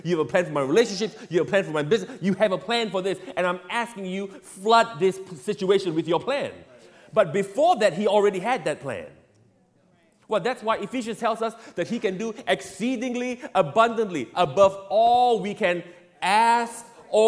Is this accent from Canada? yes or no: no; Singapore; I grew up in Singapore